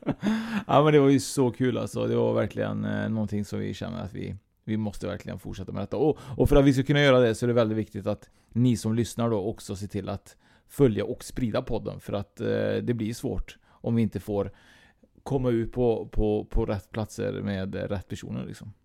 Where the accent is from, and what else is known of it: Trollhättan, Västra Götaland, Sweden; born or raised there; moved away